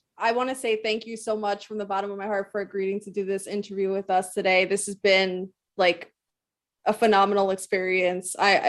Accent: New Jersey, United States; we both are born and raised in New Jersey

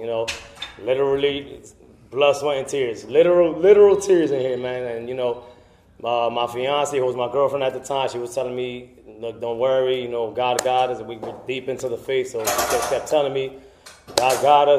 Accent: Paterson, New Jersey, United States; now in Belleville, United States; But I grew up in Patterson. Been there. I actually just moved out of Patterson 3 years ago. I moved to Belleville.

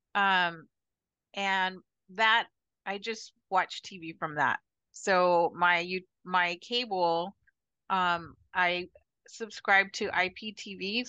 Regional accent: Chandler, Arizona, United States; moved away as an adult; also born or lived in San Francisco Bay Area, California / Mississippi; now in Punta Cana, Dominican Republic; I was born in Chandler, Arizona, and I married somebody in the military when I was 20

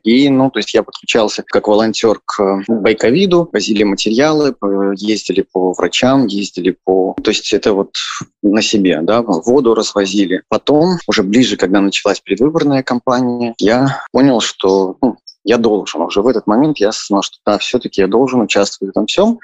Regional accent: Minsk, Belarus; moved away as an adult; из Минска

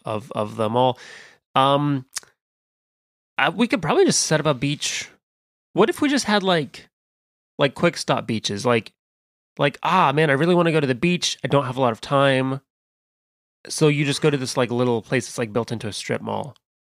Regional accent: California, United States; I'm legally not allowed. I'm from California. I'm not allowed to say that I don't love the beach.

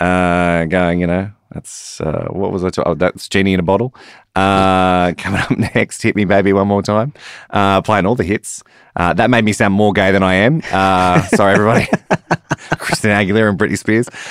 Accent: Newcastle, New South Wales, Australia; moved away as an adult; also born or lived in Alice Springs; I was born in Newcastle

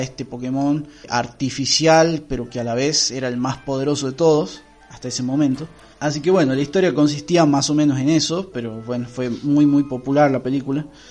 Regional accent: Argentina

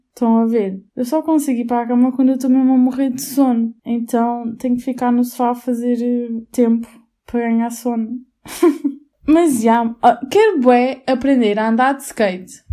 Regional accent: Albufeira, Algarve, Portugal; seria Albufeira, porque a qualidade de vida é incrível, mesmo no inverno e tudo mais. E é a minha terra natal

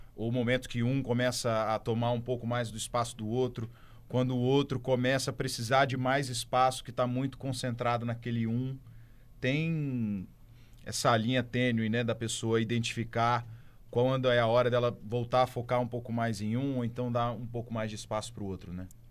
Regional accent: Santo Antônio, Brazil; eu sou de Santo Antônio

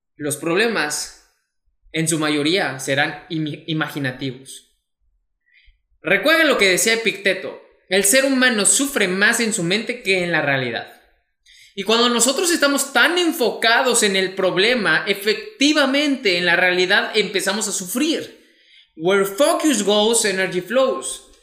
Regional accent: Mexico; mexicano, emprendedor y empresario

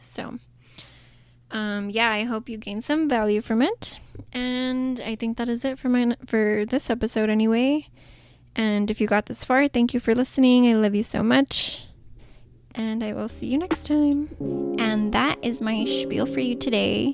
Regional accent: El Paso, Texas, United States; El Paso in my hometown

